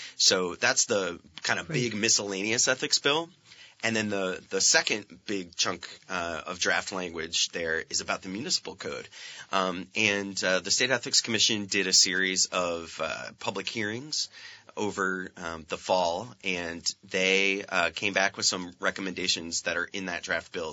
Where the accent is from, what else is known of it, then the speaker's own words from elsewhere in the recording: Franklin County, Vermont, United States; also born or lived in California; I grew up in Franklin County